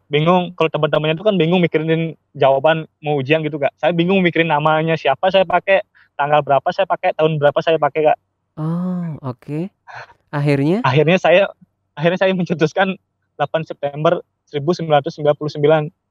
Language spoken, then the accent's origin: Indonesian; Kubu, Bali, Indonesia; asal saya dari Kubu, Karangasem.